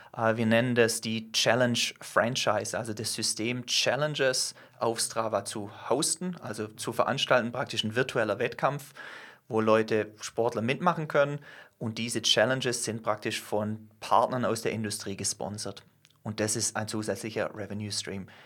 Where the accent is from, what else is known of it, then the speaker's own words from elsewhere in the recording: Germany; wir als Deutsche, zähle ich mich selber dazu